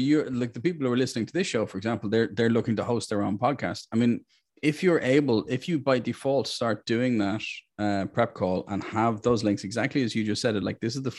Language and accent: English; Ireland; Look, I'm Irish.